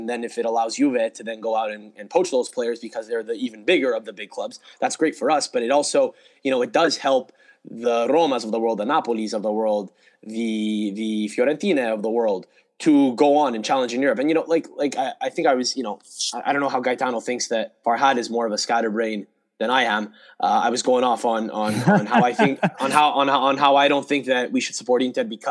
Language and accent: English; Canada; My parents are Italian, but I was born in Canada